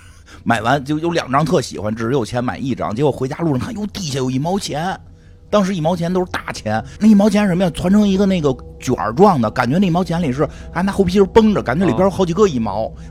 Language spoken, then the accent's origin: Chinese; China; 结果发现国家好像不不太考虑我转没转那条什么微博呀、微信呀，国家还是认为我是中国人的